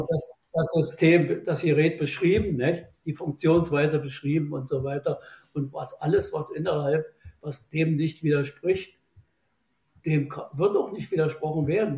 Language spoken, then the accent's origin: German; Germany; bei uns in Deutschland